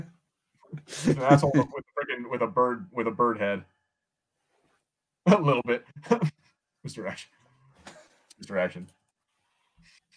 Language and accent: English; United States; I'm American